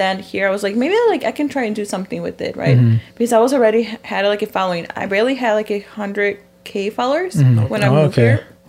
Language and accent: English; Chicago, Illinois, United States; moved away as an adult; now in Los Angeles, United States; I'm from Chicago, right?